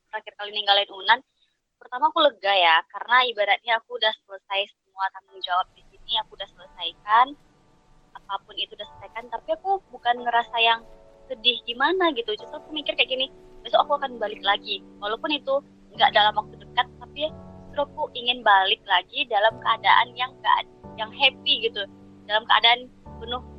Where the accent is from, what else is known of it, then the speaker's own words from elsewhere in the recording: West Sumatra, Indonesia; walaupun aku orang Minang dan ngerti bahasa Minang tapi beda gitu